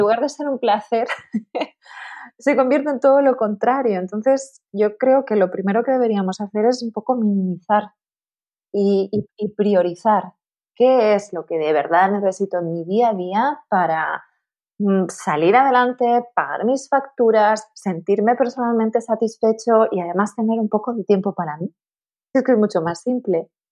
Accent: Tenerife, Canary Islands, Spain; moved away; also born or lived in Madrid; me mudé a Madrid porque yo soy de Tenerife

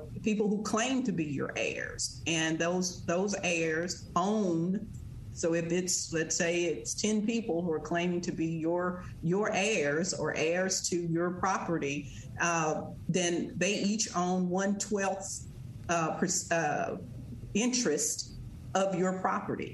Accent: Verona, Mississippi, United States; I grew up in Verona on my grandfather's farm

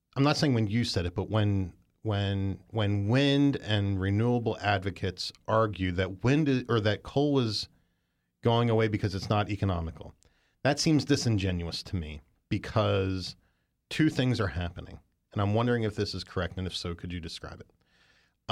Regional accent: West Virginia, United States; moved away; I lived one other place when I was growing up in West Virginia, also a coal mining town

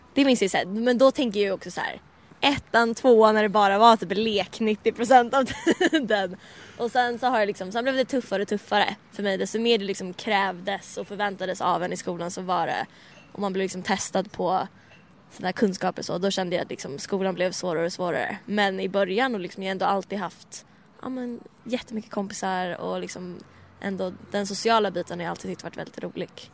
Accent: Stockholm, Stockholm County, Sweden; växa upp liksom i Bromma där jag växte upp

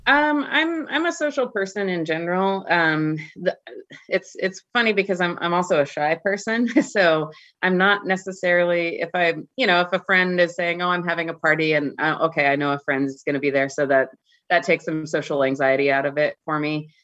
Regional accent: North Idaho, United States; now in Seattle, United States; I get back to my hometown um, regularly. So um, there's not a ton of caches in North Idaho

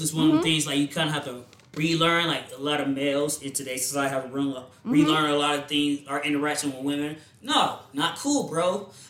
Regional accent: United States; I'm a good old American

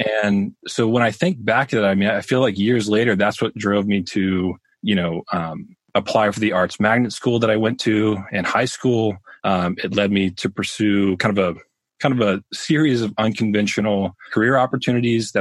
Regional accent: Birmingham, Alabama, United States; I grew up in Birmingham, Alabama.

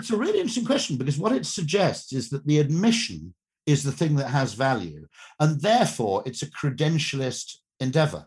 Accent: United Kingdom; I'm a Brit

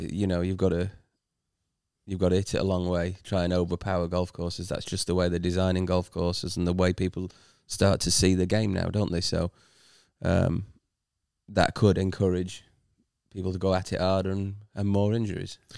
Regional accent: United Kingdom; as a British player

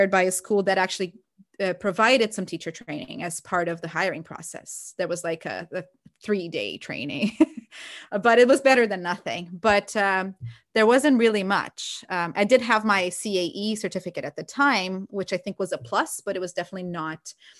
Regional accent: Brazil; English is a second language; I always like wanted to be a teacher, but growing up in Brazil, teachers are not, the teaching profession is not that well respected

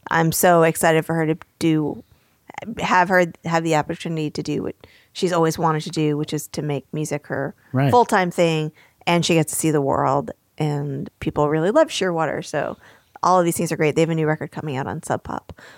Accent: New York, United States; I grew up very near New York City.

